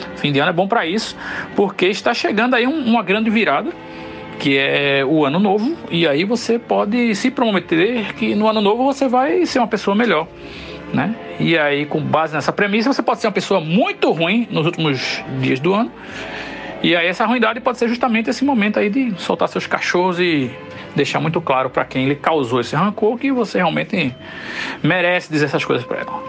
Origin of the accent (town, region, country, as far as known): Northeast Brazil, Brazil